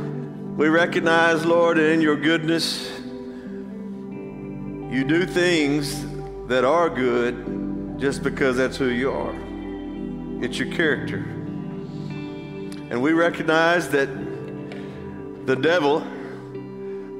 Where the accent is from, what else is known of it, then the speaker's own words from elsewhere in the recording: Athens, United States; I grew up here. This is my hometown. And I know how Athens works